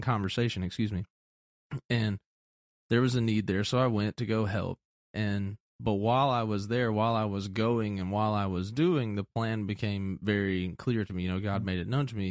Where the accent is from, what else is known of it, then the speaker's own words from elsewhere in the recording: Atlanta, Georgia, United States; moved away; also born or lived in a small town; growing up in Atlanta in the city